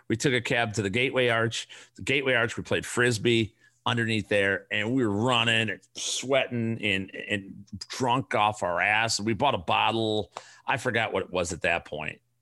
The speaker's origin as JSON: {"language": "English", "town": "Chicago", "region": "Illinois", "country": "United States", "said": "I'm from the South Side. I'm a Chicago guy"}